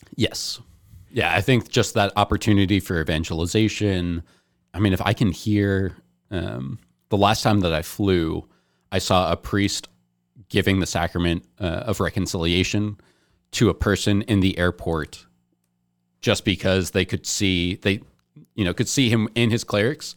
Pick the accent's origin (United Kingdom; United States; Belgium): United States; New Jersey; I was born in New Jersey